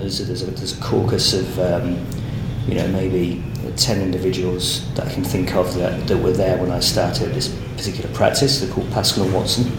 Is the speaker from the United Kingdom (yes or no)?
yes; Rugby, West Midlands, United Kingdom; moved away as an adult; now in Sydney, Australia; I grew up in Rugby, which is a, a town in central England, um, home of the game